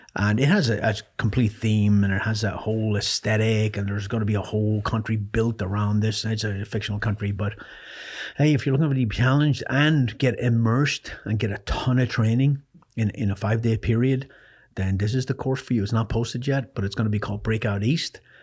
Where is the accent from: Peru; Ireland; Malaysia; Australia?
Ireland; born or raised there; moved away; also born or lived in North Carolina